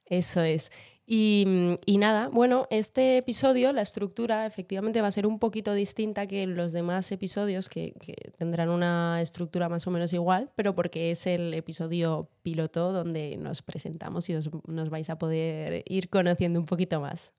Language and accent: Spanish; Madrid, Community of Madrid, Spain; also born or lived in Venezuela; yo nací en Venezuela, eh, pero llevo toda mi vida en Madrid, como podéis notar eh, por mi acento. No tengo, tengo cero acento venezolano